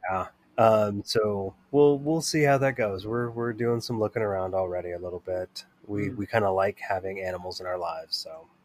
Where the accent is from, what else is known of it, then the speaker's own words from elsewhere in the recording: Bay Area, California, United States; growing up in the Bay Area in the 80s and the 90s